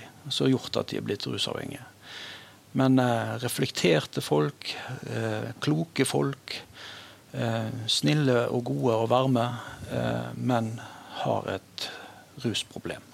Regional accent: Stord, Vestland, Norway; jeg er eh, født og oppvokst på Stord

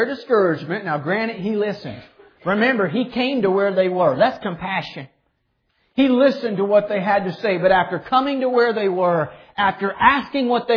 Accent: Clearwater, Kansas, United States; I've lived here my whole life. Never lived anywhere else in my entire life. Born and raised in Clearwater, Kansas.

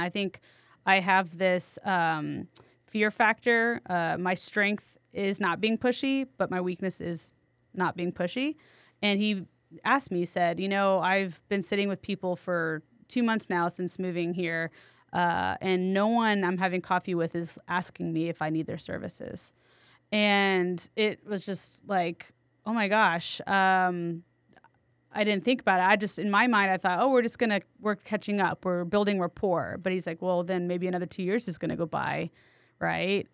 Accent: San Antonio, Texas, United States; also born or lived in New York City; I'm from San Antonio, so I, I came back temporarily

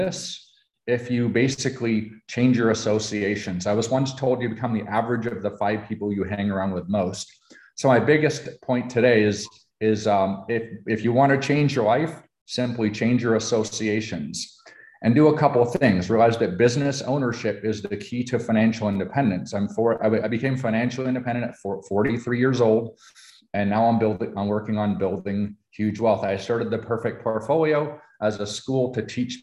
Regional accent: Canada; now in United States; I am a Canadian. I was Canadian born.

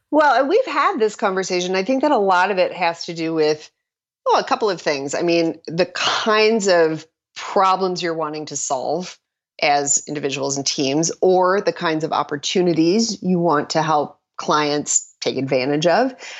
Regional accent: Minnesota, United States; I was from Minnesota

